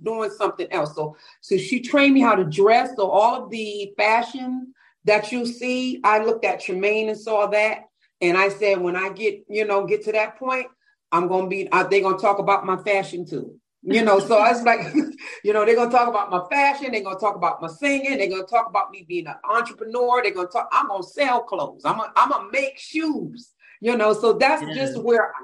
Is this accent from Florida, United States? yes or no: no; Bridgeport, Connecticut, United States; I'm from Bridgeport, Connecticut.